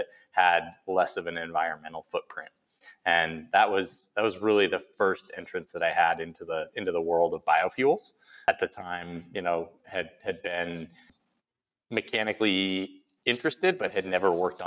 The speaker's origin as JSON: {"language": "English", "area": "outside of Buffalo", "region": "New York", "country": "United States", "tie": "born or raised there", "said": "I grew up outside of Buffalo, New York"}